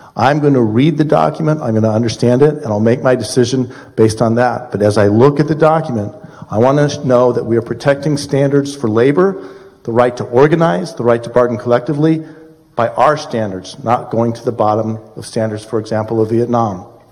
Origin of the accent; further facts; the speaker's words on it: Colorado, United States; now in Illinois, United States; I come from Colorado